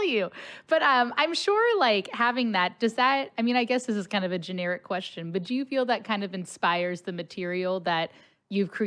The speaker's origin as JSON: {"language": "English", "town": "Cincinnati", "region": "Ohio", "country": "United States", "tie": "born or raised there", "moved": "as an adult", "lives_now": "St. Louis, United States", "said": "I grew up in Cincinnati my whole life and then went to St. Louis for college, moved back to Cincinnati, and then moved back to St. Louis."}